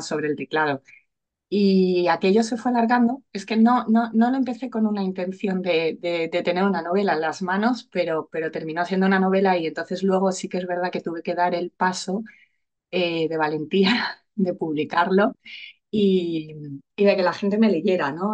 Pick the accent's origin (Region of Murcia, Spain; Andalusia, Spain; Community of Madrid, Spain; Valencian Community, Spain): Community of Madrid, Spain; Madrid; moved away as an adult; now in Alicante, Spain; yo vivo en Alicante, vivo aquí desde hace 18 años, aunque soy madrileña